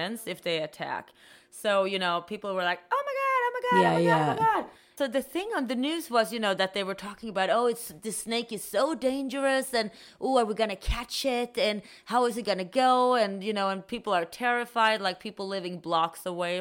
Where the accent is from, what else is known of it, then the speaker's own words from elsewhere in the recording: Sweden; now in United States; I'm from Sweden.